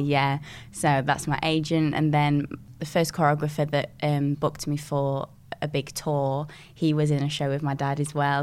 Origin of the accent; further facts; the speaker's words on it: Dinnington, Yorkshire and the Humber, United Kingdom; I grew up in a small little village called Dinnington and um, that's in Sheffield.